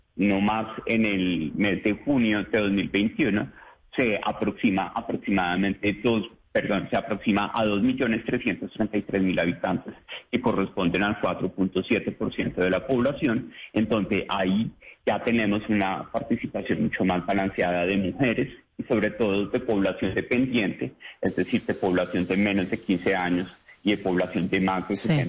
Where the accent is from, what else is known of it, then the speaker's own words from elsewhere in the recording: Colombia; somos más los colombianos que nos vamos al extranjero